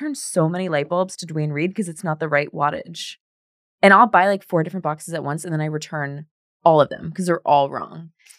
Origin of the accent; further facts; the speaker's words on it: France; born there; people thought it was cool that like I was born in France.